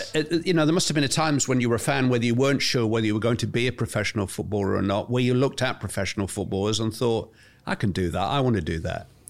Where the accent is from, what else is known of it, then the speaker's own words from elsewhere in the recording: England, United Kingdom; I'm English